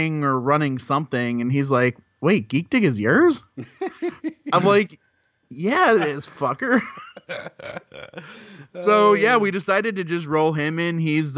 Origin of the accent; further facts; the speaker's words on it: Chicago, Illinois, United States; I'm from the Chicago area.